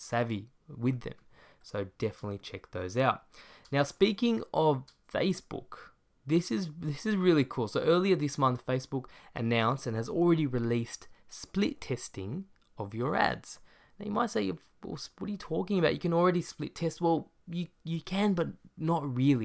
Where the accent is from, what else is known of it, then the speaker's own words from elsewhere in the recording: Australia; my hometown, Australia